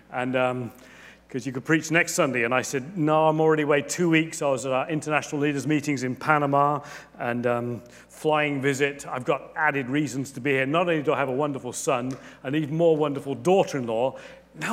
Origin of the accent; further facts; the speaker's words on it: England, United Kingdom; I'm a good Englishman